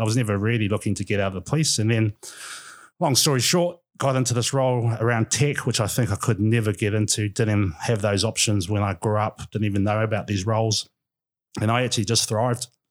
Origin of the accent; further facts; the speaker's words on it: Gisborne, New Zealand; moved away as an adult; also born or lived in Auckland / Wellington; born and bred, uh, Gisborne boy